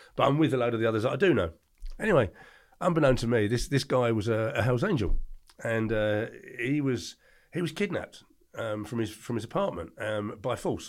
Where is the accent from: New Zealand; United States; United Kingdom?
United Kingdom; England; born or raised there